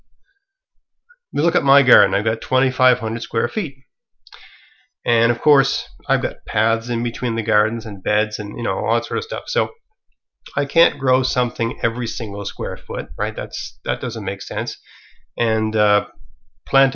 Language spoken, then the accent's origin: English; Canada; I'm a Canadian